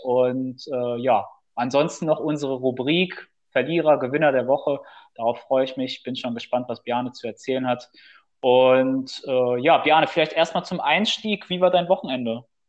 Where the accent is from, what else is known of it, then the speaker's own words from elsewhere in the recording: Bielefeld, North Rhine-Westphalia, Germany; wir kommen ja aus Bielefeld